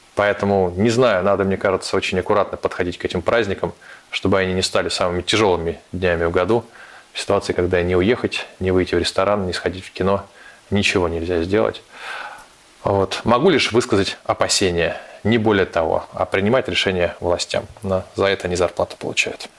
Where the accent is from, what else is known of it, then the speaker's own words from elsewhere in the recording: Saint Petersburg, Russia; now in Moscow, Russia; Я петербуржец, для меня патриарши пруды являются все-таки новым местом проживания